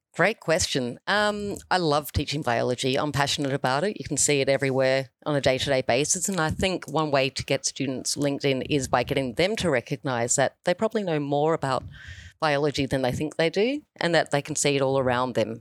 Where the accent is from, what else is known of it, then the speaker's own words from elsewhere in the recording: New Zealand; now in Australia; I grew up in New Zealand